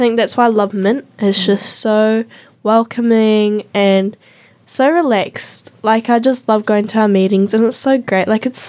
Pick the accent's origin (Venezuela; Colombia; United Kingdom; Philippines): Venezuela; I was like, no, I'm from Venezuela.